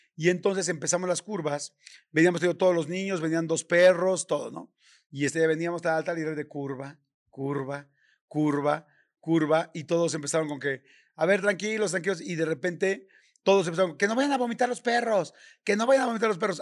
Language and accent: Spanish; Mexico; soy mexicano y en mi país es normal